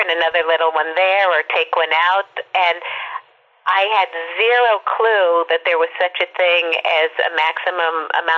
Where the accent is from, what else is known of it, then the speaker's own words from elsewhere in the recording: Minneapolis, Minnesota, United States; I grew up in Minneapolis, but my parents are New Yorkers